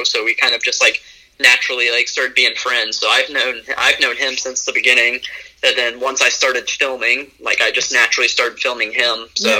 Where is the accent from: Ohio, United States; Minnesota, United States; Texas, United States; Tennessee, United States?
Ohio, United States; Cincinnati; also born or lived in Virginia; I was born in Virginia, and then I moved to the Cincinnati area when I was about 5.